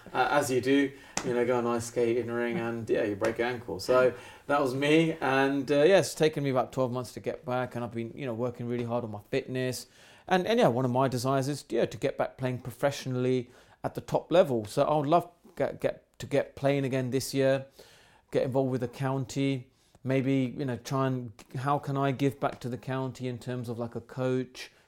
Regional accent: England, United Kingdom; I'm born in a country where I am British 'cause I'm born in this country, so I'm English, I'm British as they come

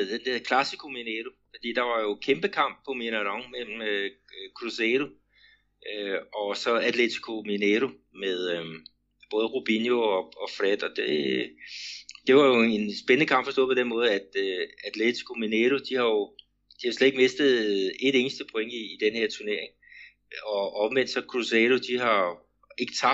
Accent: Denmark; den struktur, vi har øh, hjemme i Danmark

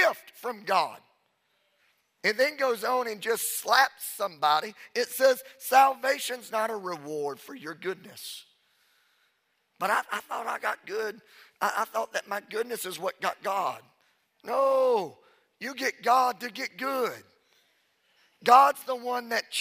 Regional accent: Louisiana, United States; I'm from Louisiana. I said a holt

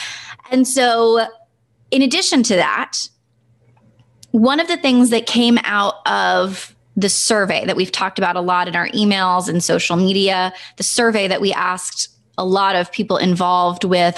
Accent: Senegal; We grew up, Brandon and I grew up in Senegal.

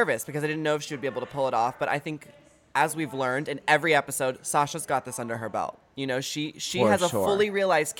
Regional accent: Texas, United States; I'm from Texas

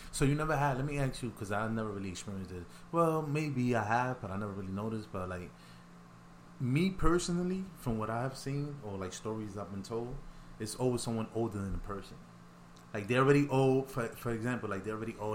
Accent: New York City, New York, United States; I'm from the Bronx

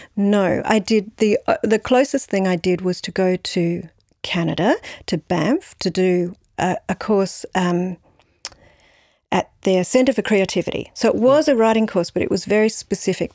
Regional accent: Brisbane, Queensland, Australia; also born or lived in San Francisco, United States; now in Melbourne, Australia; I grew up in Brisbane

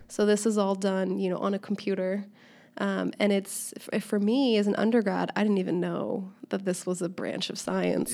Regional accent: Seattle, Washington, United States; moved away as an adult; now in Southern California, United States; I'm originally from Seattle, so I'm a Seattle transplant now living in Southern California.

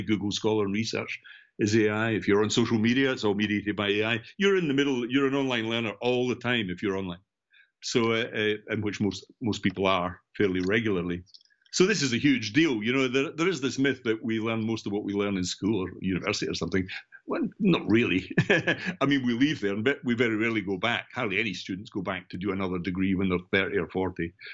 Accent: between Edinburgh and Glasgow, central Scotland, United Kingdom; now in Brighton, United Kingdom; I'm obviously from Scotland, central Scotland, between Edinburgh and Glasgow. So I grew up in working class Scotland and housing schemes.

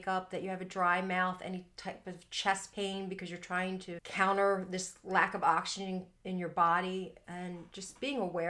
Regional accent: Philadelphia, Pennsylvania, United States; I'm from Philly

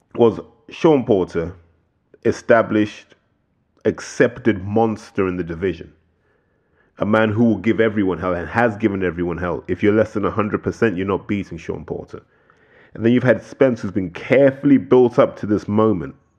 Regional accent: United Kingdom; as British boxing fans

